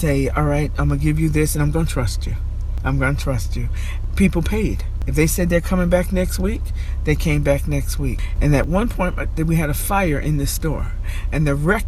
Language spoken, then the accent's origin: English; Albany, New York, United States; I grew up in the South End, and I grew up in Arbor Hill.